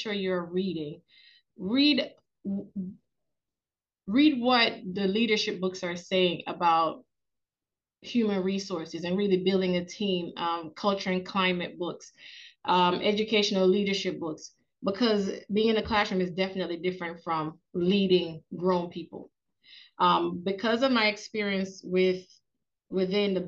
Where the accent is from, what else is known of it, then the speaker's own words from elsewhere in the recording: Jamaica; moved away as an adult; now in Georgia, United States; I'm Jamaican. That's the first thing I want to say is that I'm a Jamaican. I came here to America to go to college